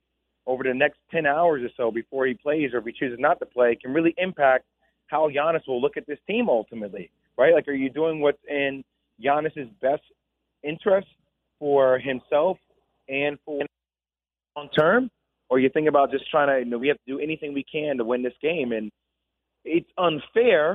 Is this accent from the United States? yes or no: yes; New Jersey, United States; we're both from Jersey. We're both from St. Joseph Metuchen.